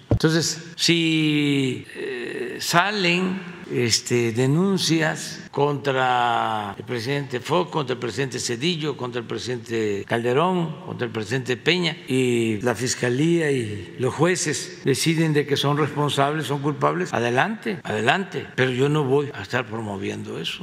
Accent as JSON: {"language": "Spanish", "country": "Mexico"}